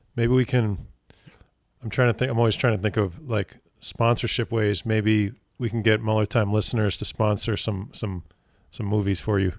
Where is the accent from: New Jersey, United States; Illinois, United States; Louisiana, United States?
New Jersey, United States; my home state of New Jersey.